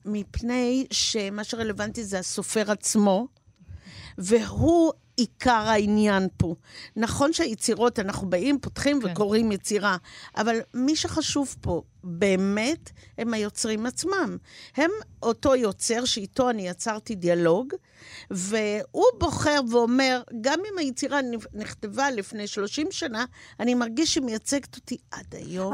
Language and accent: Hebrew; Haifa, Haifa District, Israel; now in Hod HaSharon, Israel; אני ילידת חיפה אמנם, וגרה היום בהוד השרון